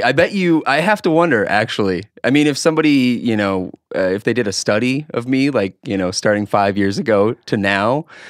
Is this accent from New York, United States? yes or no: no; Harwood, North Dakota, United States; The situation was it's a little town right outside of Fargo, North Dakota, called Harwood.